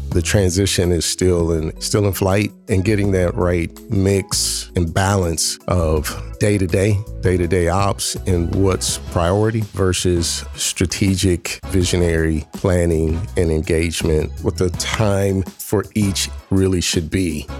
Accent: Columbus, Ohio, United States; also born or lived in Washington, D.C.; I'm from Columbus, born and raised in Columbus City Schools

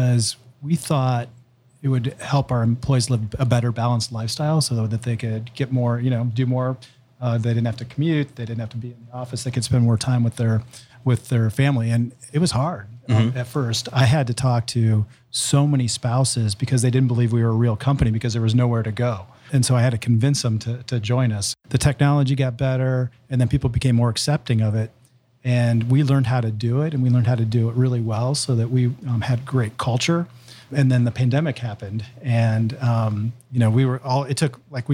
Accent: Columbus, Ohio, United States; I moved here in second grade, and I grew up in Columbus, and I went to Reynoldsburg High School

